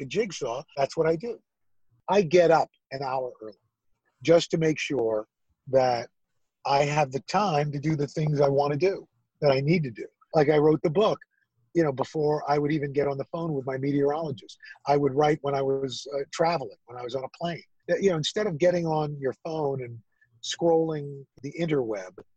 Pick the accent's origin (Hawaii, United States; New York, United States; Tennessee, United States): New York, United States; New York City; moved away as an adult; also born or lived in Syracuse; I'm from New York City.